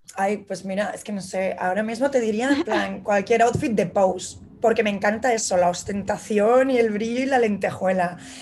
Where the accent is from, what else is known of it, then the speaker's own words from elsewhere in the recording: Madrid, Community of Madrid, Spain; moved away as an adult; also born or lived in Barcelona; now in New York, United States; soy ilustradora, soy de Madrid, eh, me vine a vivir hace cinco años a Nueva York